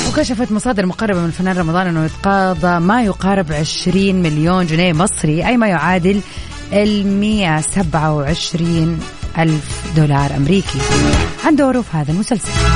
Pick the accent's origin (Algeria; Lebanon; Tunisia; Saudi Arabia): Saudi Arabia; Jeddah, Makkah Province; عندنا في جده